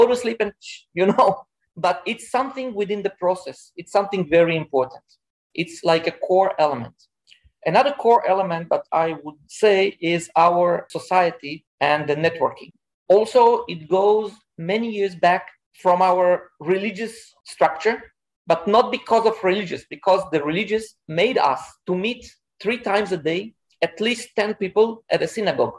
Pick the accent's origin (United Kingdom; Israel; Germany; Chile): Israel; moved away as an adult; now in Singapore; I'm from Israel. I relocated to Singapore about 1.5 years ago